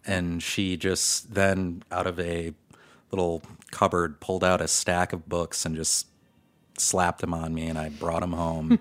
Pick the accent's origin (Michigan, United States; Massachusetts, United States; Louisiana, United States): Michigan, United States; Detroit; also born or lived in Chicago; now in New York City, United States; I'm originally from Detroit